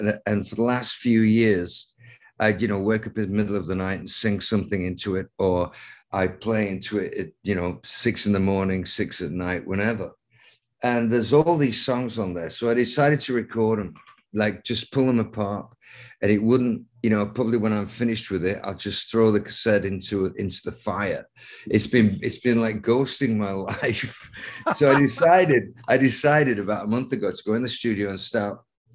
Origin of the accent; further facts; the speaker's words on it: Lancaster, North West England, United Kingdom; I went to art school in Lancaster, England, my hometown, for 4 years.